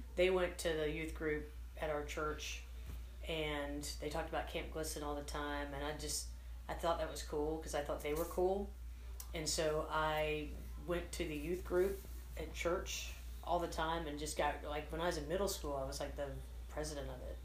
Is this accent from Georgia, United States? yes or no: yes; Atlanta, Georgia, United States; I am from Atlanta, Georgia. I was born in Atlanta